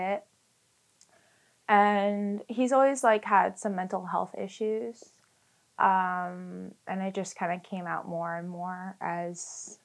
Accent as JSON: {"language": "English", "town": "Fairfax", "region": "Virginia", "country": "United States", "said": "I'm from Fairfax, Virginia."}